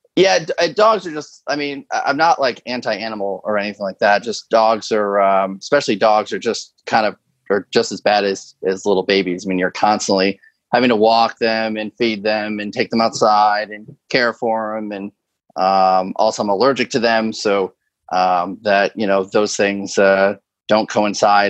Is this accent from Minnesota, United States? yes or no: no; Connecticut, United States; moved away as an adult; also born or lived in the Carolinas; now in New York City metro area, United States; growing up in Connecticut, I just had a different lifestyle